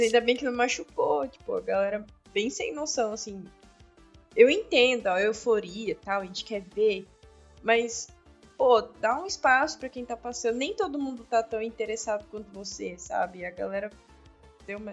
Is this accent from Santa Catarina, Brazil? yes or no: no; São Paulo, Brazil; sou paulista